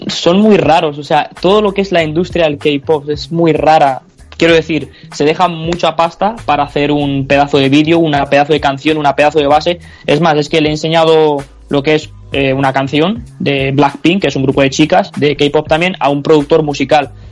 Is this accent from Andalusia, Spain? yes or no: yes; Almería, Andalusia, Spain; soy un chico de Almería de 22 años